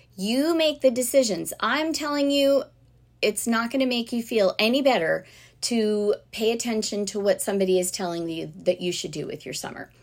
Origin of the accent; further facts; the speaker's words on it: South Florida, United States; growing up in South Florida